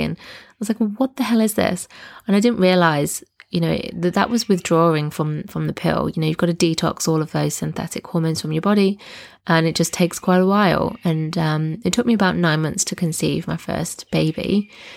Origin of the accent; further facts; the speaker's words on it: Nottingham, East Midlands, United Kingdom; moved away as an adult; now in Southern Highlands, Australia; I'm originally from Nottingham in the U K, but now live in the Southern Highlands, which is a region about two hours south of Sydney in Australia